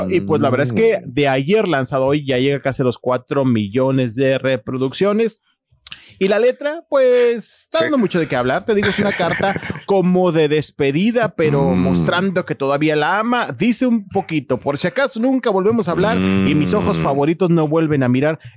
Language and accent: Spanish; Mexico; Los mexicanos estamos en todas partes.